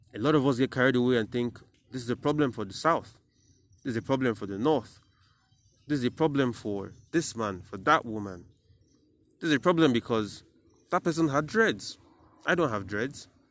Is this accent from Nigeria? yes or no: yes; Nigeria; as a Nigerian